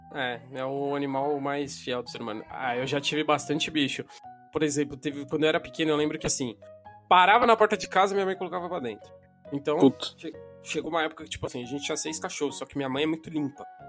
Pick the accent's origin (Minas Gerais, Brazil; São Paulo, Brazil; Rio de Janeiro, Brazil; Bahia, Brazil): São Paulo, Brazil; eu moro na região do Jaraguá, no Paulo